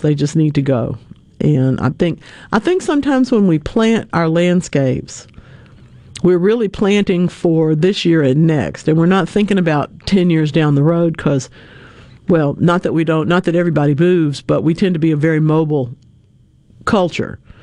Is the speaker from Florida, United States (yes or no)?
no; North Louisiana, United States; I'm from North Louisiana. All right. I'm I'm I'm a proud member of the odd group of people that grew up along Interstate 20